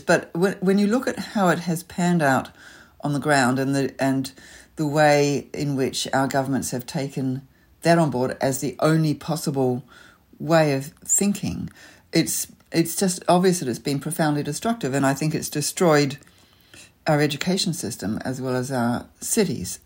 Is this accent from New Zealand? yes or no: yes; Auckland, New Zealand; also born or lived in London; now in Sydney, Australia; I grew up in Auckland, so leafy suburbia was kind of home